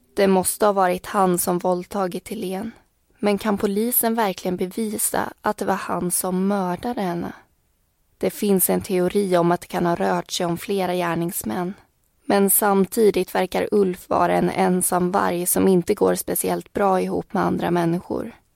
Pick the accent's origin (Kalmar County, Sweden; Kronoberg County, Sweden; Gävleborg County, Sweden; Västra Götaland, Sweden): Kalmar County, Sweden; Vimmerby; jag kommer från Vimmerby och har bott där faktiskt i hela min uppväxt